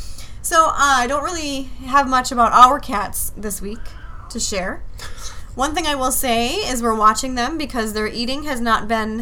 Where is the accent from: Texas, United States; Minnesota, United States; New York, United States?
Minnesota, United States; Hibbing; born or raised there; also born or lived in Anchorage, Alaska